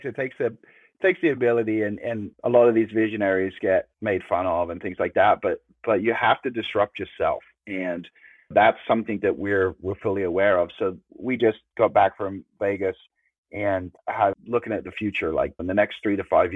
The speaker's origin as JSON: {"language": "English", "region": "England", "country": "United Kingdom", "tie": "born or raised there", "said": "growing up in England"}